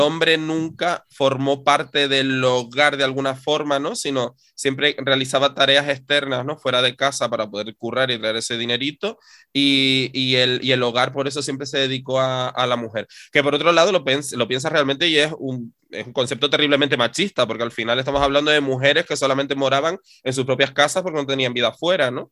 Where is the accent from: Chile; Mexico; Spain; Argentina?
Spain; Canary Islands; nuestra historia como sociedad canaria